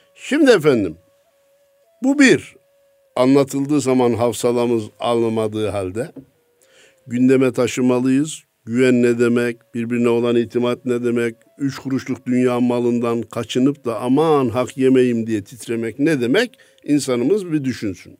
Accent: Kayseri Province, Turkey; memleketim Kayseri'de

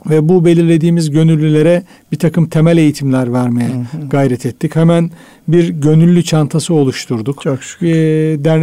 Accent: Düzce, Turkey; Ben Düzceliyim

